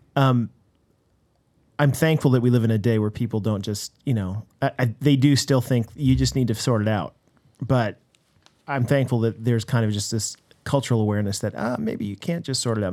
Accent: United States; now in Canada; as an American

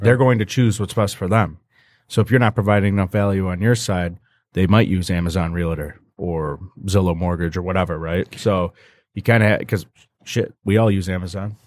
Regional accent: Fraser, Michigan, United States; Fraser where, where I grew up

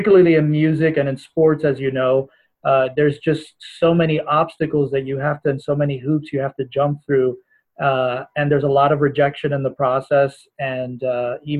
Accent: Miami, Florida, United States; I was born and raised here in the States, originally from Miami, Florida.

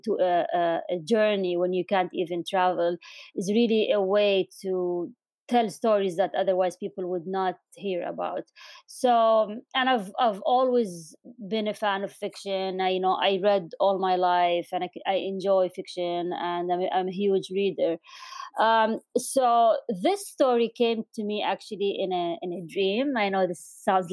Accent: Amman, Amman Governorate, Jordan; moved away as an adult; also born or lived in United Kingdom / Doha, Qatar; now in Washington, D.C., United States; I was born in Amman, Jordan, in the late 70s. So now everyone knows how old I am. And I grew up in, back when Amman was really small

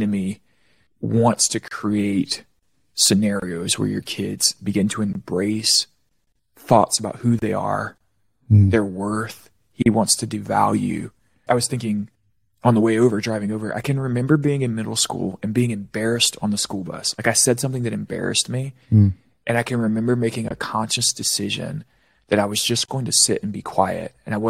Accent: Florida, United States; I grew up in Florida. We swam nonstop.

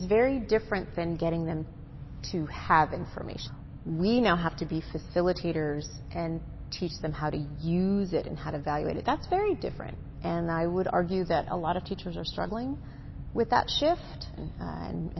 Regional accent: Massachusetts, United States; also born or lived in San Diego, California; now in Temecula, United States; I'm actually from the East Coast, so grew up in Massachusetts

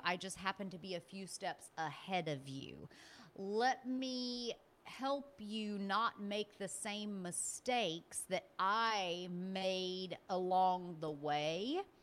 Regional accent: Birmingham, Alabama, United States; I'm originally from Birmingham, Alabama.

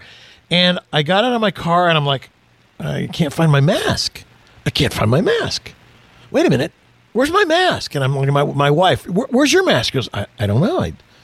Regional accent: Houston, Texas, United States; I was born in Houston

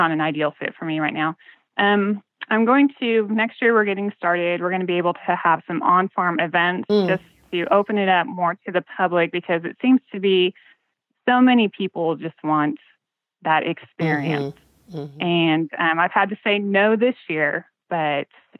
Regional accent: Kansas, United States; as a kid, I grew up in Kansas on a farm

